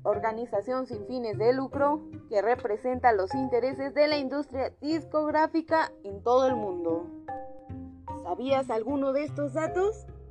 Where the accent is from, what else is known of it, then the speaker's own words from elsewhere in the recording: Mexico; Somos los mexicanos quienes escuchamos más música